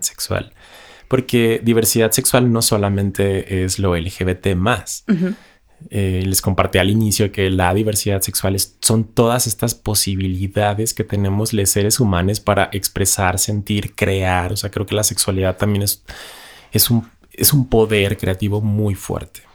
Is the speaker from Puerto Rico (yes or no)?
no; Ciudad Juárez, Chihuahua, Mexico; moved away; yo que vengo de Ciudad Juárez